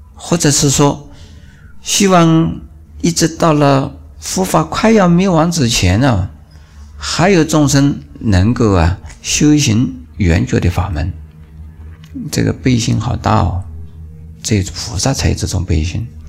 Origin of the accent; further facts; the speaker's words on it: China; 我们中国人